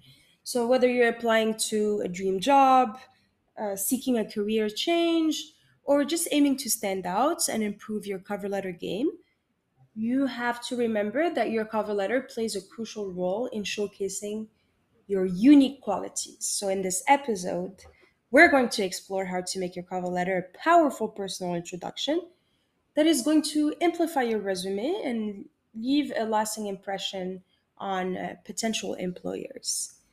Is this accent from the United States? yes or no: no; Morocco; English is a second language; moved away; I am originally from Morocco, but I have lived in 7 different countries so far.